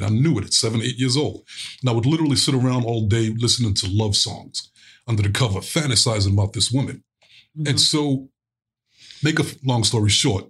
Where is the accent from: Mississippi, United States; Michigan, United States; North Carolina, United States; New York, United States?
New York, United States; Brooklyn; But as I got older, growing up in Brooklyn, it was like, there's no way I'm going to survive on the streets of Brooklyn being Mr. Loving, spiritual, nice guy.